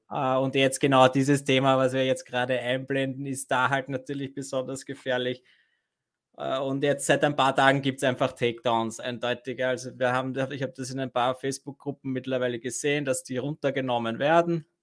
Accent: Vienna, Austria; bei uns in Wien

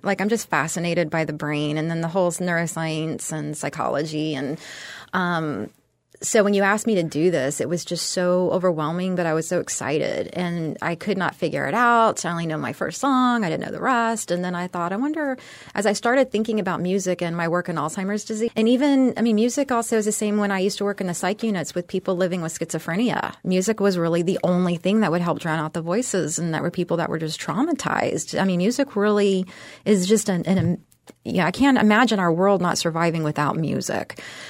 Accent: California, United States; also born or lived in Texas; I was born and raised in Texas, but I grew up in California, and good and bad.

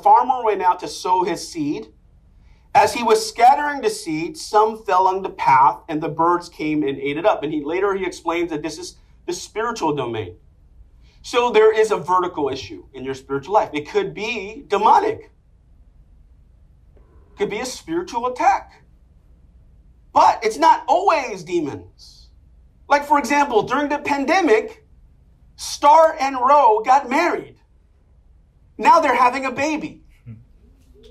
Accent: New York City, New York, United States; I'm from Inwood, Washington Heights

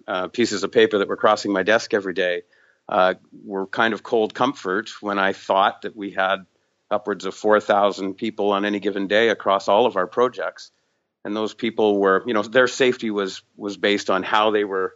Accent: Vancouver, British Columbia, Canada; I'm from Vancouver, British Columbia

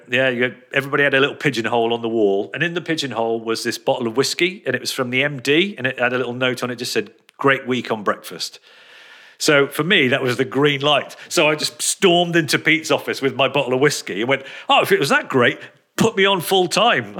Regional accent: Telford, West Midlands, United Kingdom; also born or lived in Birmingham; they moved out of Birmingham when I was about two or three, I think. They came over to Telford

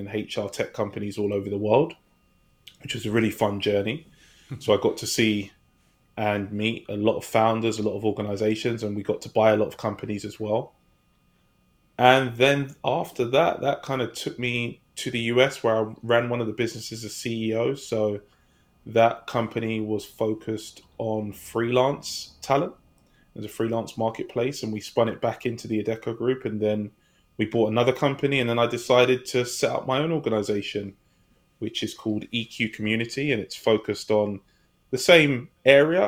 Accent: London, United Kingdom; moved away as an adult; now in California, United States; I'm from a place in England called London that many of you may have heard of. I currently reside in California.

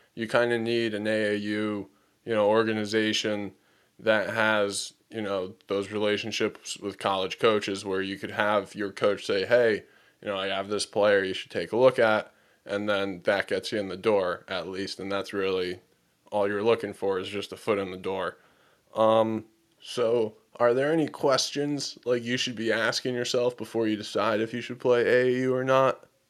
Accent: Connecticut, United States; growing up in Connecticut and going to school in Connecticut

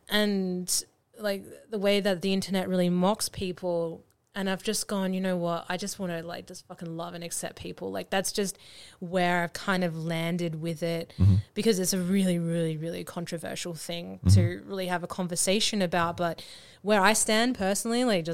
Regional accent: Australia; I'm Australian

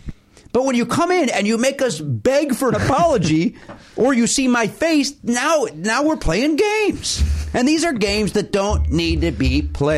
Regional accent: Chicago, Illinois, United States; I grew up in the Chicagoland area.

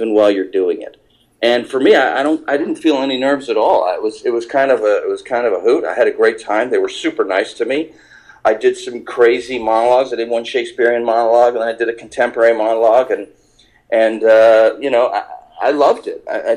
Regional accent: Eastern Ontario, Canada; moved away as an adult; also born or lived in New York; I grew up in Eastern Ontario. I'm about 4.5 hours east of Toronto and about 1.5 hours west of Montreal

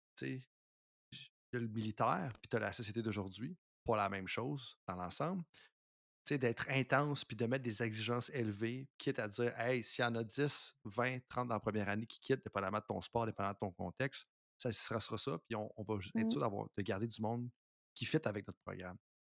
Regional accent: Canada; en tant que Canadien

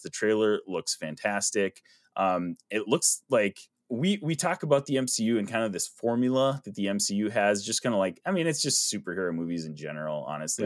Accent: Minnesota, United States; we're from Minnesota

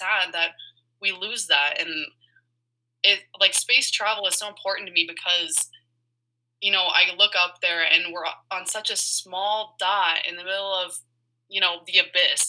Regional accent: Colorado, United States; growing up in Colorado

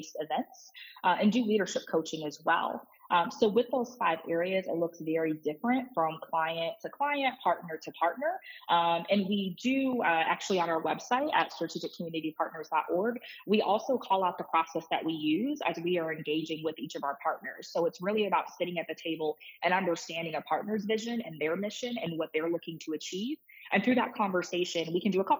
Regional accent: Detroit, Michigan, United States; moved away as an adult; I'm from Detroit. Obviously, I live in Detroit. My office is in Detroit. And so we do a lot of work with, tens of districts across the city. And so it's a pleasure and an honor to work in my hometown here

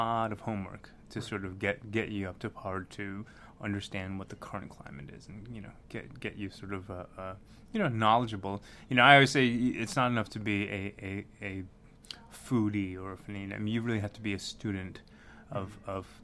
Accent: New York City, New York, United States; moved away as an adult; now in Kentucky, United States; I grew up in Brooklyn

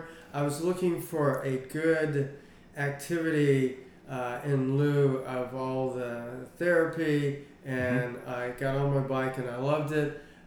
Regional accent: Richmond, Virginia, United States; also born or lived in Hanover County, Virginia; I have lived here in Richmond my whole entire life.

